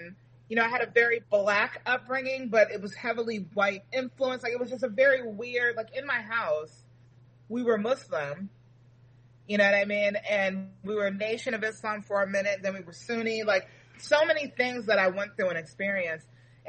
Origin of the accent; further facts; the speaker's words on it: Reston, Virginia, United States; I grew up, for the most part, in Reston, Virginia.